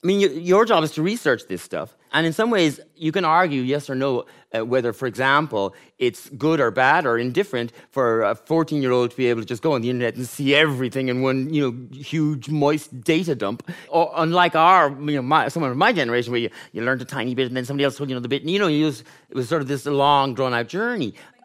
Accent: Gort, Connacht, Ireland; But you just thought, feck it. I'm from Gort, and I'm going to write about... the worst stuff.

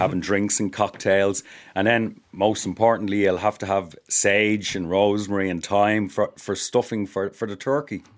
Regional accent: Ireland

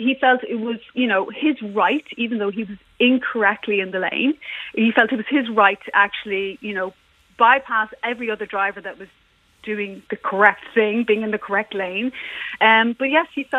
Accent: Ireland; also born or lived in England; I am Irish, and yeah, I'm actually moved back to Ireland

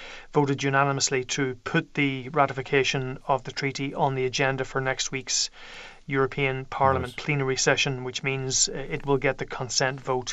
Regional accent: Ireland

